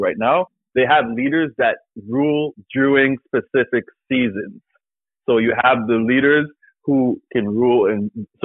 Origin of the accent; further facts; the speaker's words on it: Canada; as a Canadian